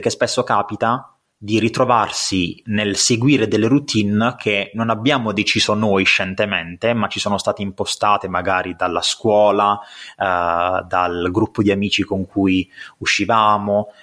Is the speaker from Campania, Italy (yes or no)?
no; Apulia, Italy; accent: pugliese; sono pugliese come penso si possa sentire dal mio accento